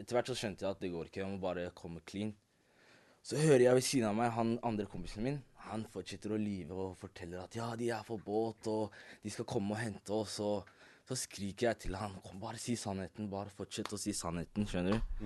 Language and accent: Norwegian; Norway; jeg er ikke fra Marokko, jeg er fra Norge